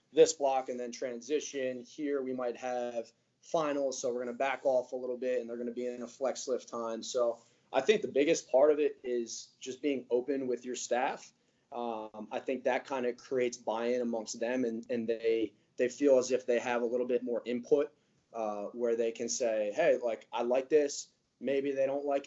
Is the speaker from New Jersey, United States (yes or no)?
yes; Cherry Hill, New Jersey, United States; I'm right outside of Philly in New Jersey, kind of like the Cherry Hill, Morristown area.